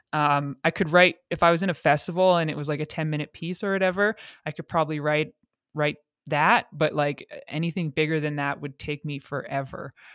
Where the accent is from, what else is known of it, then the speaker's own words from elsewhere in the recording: Calgary, Alberta, Canada; moved away as an adult; also born or lived in England / Montreal; I'm from Calgary